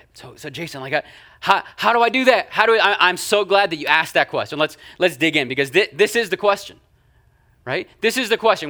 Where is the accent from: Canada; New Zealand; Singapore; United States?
Canada; moved away; I'm Canadian